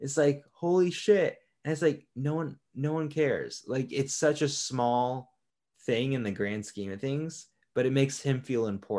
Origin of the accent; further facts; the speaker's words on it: Florida, United States; Yeah, but I grew up in Florida, So I've seen some shit with clippers, nail clippers.